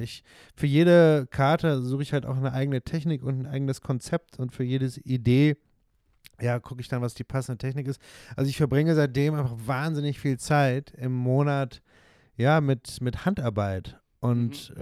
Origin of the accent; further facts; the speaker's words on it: near Bonn, North Rhine-Westphalia, Germany; accent: Hochdeutsch; now in Switzerland; ich bin in der Nähe von Bonn aufgewachsen